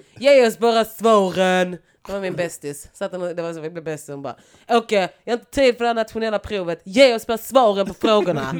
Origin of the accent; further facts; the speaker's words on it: Lund, Skåne, Sweden; moved away; also born or lived in Stockholm; jag kom från Gunnesbo